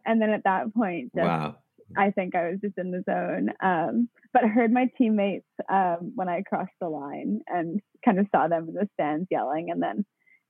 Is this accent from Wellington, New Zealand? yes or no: yes; Wellington, New Zealand; also born or lived in New York, United States; And so then I was born in New York while dad was working for the New Zealand mission to the UN. And then we were there till I was about, we were in the US till I was about 3.5, and then moved back to Wellington.